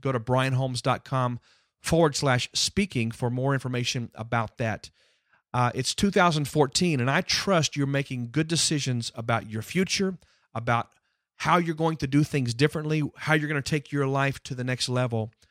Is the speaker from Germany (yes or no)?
no; Houston, Texas, United States; moved away; it's my hometown where I grew up